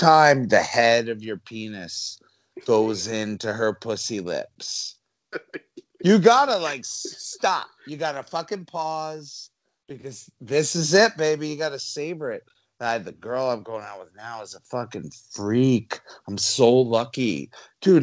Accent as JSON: {"language": "English", "region": "New Jersey", "country": "United States", "said": "I'm Italian. I'm from New Jersey"}